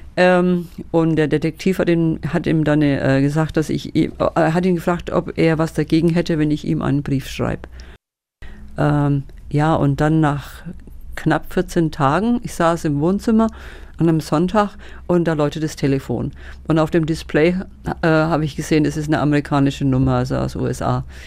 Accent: Schwabach, Bavaria, Germany; bin in Schwabach groß geworden. Schwabach geboren, aufgewachsen, in die Schule gegangen in Schwabach

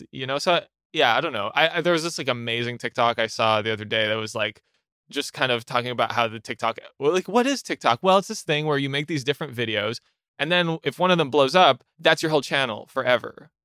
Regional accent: Ottawa, Ontario, Canada; moved away as an adult; now in Montreal, Canada; I'm originally from Ottawa, uh, which is in Canada, and I moved to Montreal, like, eight eight years ago

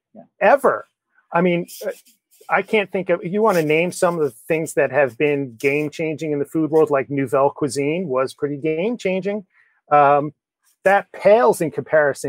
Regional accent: Kinnelon, New Jersey, United States; I grew up in Northeast New Jersey.

